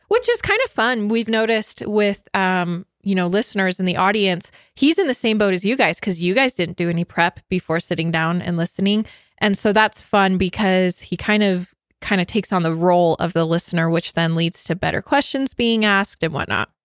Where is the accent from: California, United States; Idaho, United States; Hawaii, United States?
Idaho, United States; also born or lived in Utah; I'm from Idaho